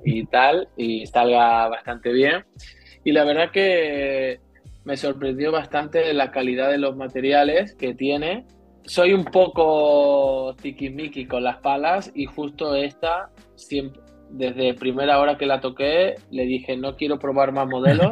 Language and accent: Spanish; Seville, Andalusia, Spain; also born or lived in Madrid; now in Barcelona, Spain; Soy sevillano, y he estado cinco años en Madrid